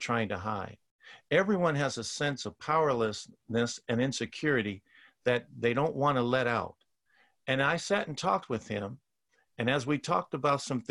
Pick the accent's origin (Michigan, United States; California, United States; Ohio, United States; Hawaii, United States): California, United States; Oakland; growing up in Oakland